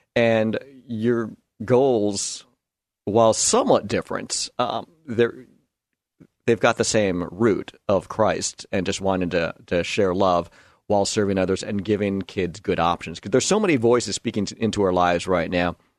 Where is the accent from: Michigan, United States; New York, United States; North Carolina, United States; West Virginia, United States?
New York, United States; moved away; am a New Yorker. I grew up a Yankee fan